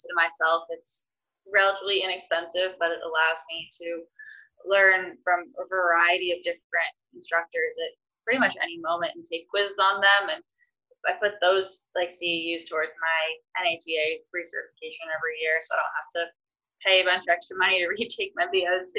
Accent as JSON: {"language": "English", "region": "Massachusetts", "country": "United States", "said": "I'm from Massachusetts originally, so I was glad to have like my family home"}